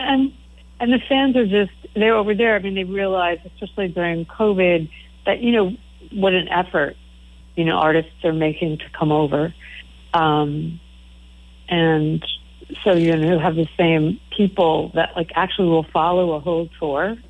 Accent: East Coast, United States; growing up on the East Coast

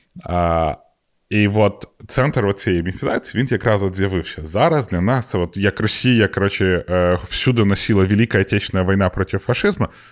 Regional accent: Ukraine; в мене паспорт український

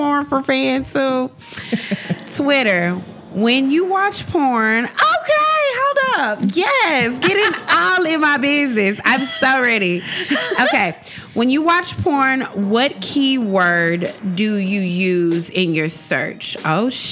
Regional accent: Memphis, Tennessee, United States; I'm from Memphis, Tennessee

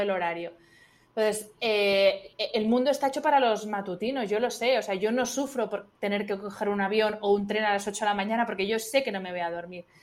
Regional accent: Spain; soy de España

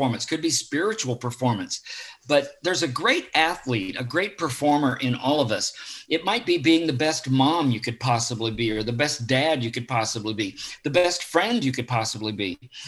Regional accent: Southern Illinois, United States; also born or lived in Florida; I grew up in Southern Illinois

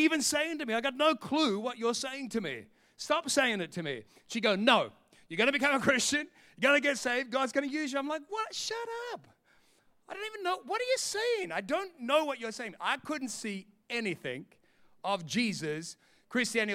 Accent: Sydney, New South Wales, Australia; moved away as an adult; also born or lived in London; I'm from Sydney

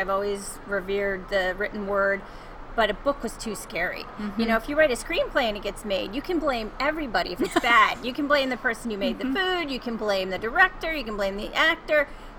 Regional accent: Connecticut, United States; moved away as an adult; also born or lived in Florida / Los Angeles; now in Denver, United States; I was born in Florida, but I'm from Connecticut. I grew up on the East Coast.

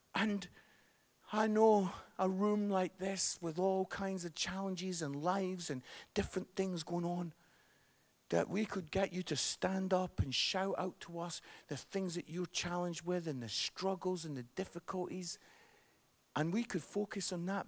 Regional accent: Scotland, United Kingdom; accent: Scottish; I am Scottish

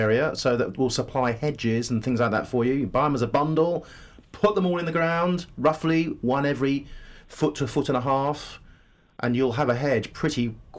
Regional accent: Hertfordshire, East of England, United Kingdom; I'm from Hertfordshire

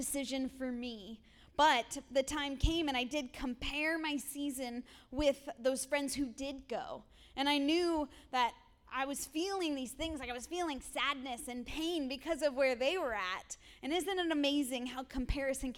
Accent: Erie, Pennsylvania, United States; I grew up here in Erie in an incredible household.

